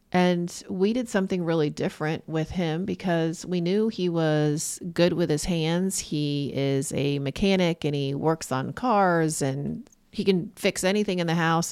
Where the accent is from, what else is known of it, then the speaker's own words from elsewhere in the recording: Corning, New York, United States; moved away; I'm from Corning, New York